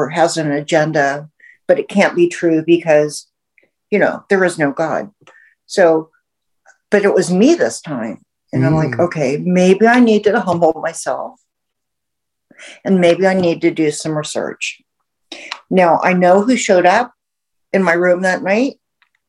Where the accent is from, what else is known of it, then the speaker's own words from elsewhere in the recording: Houston, Texas, United States; I grew up in the South. I grew up in Houston